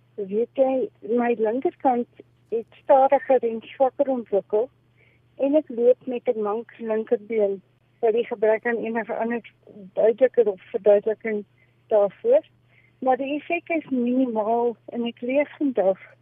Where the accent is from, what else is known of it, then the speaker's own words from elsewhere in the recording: farm between Bethlehem and Lindley, Eastern Free State, South Africa; ek is gebore in die Oos-Vrystaat op 'n kragplaas so halfpad tussen Bethlehem